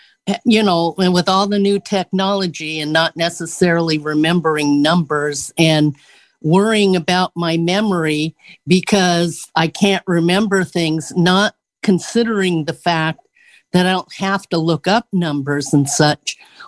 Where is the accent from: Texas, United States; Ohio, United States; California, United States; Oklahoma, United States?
California, United States; Southern California.